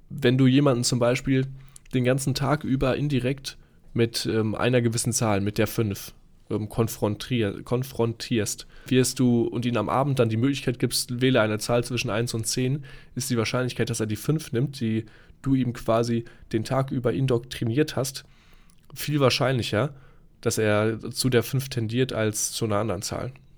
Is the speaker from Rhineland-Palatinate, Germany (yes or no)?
no; Dortmund, North Rhine-Westphalia, Germany; now in Munich, Germany; Ich bin ja hier in München, komme ursprünglich ähm, wie du aus Dortmund im schönen Ruhrgebiet